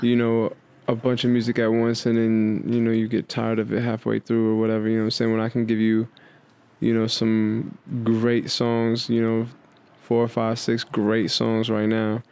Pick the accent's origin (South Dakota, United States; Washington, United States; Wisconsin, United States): South Dakota, United States; Sioux Falls; moved away as an adult; now in Los Angeles, United States; I'm from Sioux Falls, South Dakota